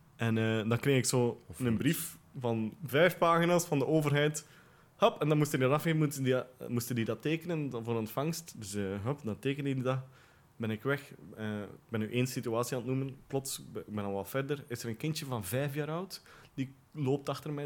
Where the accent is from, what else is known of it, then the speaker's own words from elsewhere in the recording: Ypres, Flanders, Belgium; moved away as an adult; also born or lived in Poperinge / Brussels; now in Bonheiden, Belgium; Ik ben geboren in Elverdingen, dat is een deelgemeente van Ieper. Ehm, daar ben ik groot geworden